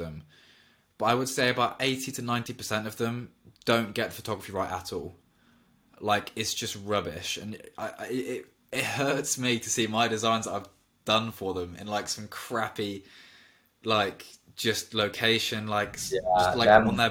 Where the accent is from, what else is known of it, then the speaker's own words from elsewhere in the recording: Oxford, South East England, United Kingdom; I'm from Oxford